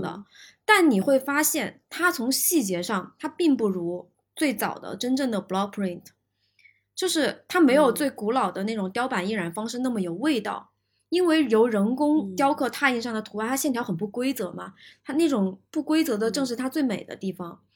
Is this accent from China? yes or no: yes; China; 我们其实中国人不太用地毯嘛